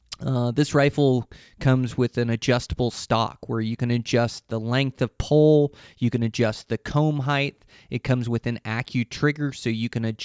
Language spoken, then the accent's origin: English; Pacific Northwest, United States; it kind of comes from my roots as I come from the Pacific Northwest.